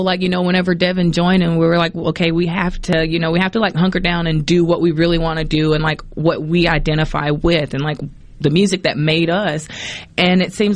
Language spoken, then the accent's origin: English; Poplarville, Mississippi, United States; moved away; also born or lived in New Orleans, Louisiana; We grew up singing gospel in church, but we grew up in Poplarville, Mississippi.